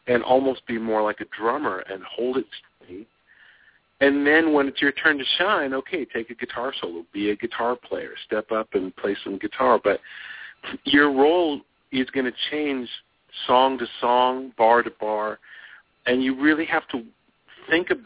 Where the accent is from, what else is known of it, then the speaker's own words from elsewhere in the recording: Los Angeles, California, United States; moved away as an adult; also born or lived in New York; I was born in Los Angeles. I lived here till I was 23